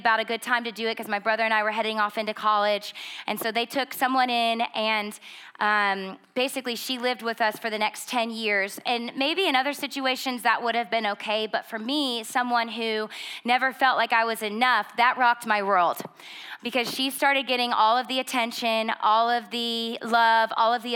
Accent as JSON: {"language": "English", "town": "Schroon Lake", "region": "New York", "country": "United States", "tie": "born or raised there", "said": "we grew up in Scroon Lake, New York. It's about 2,500 people"}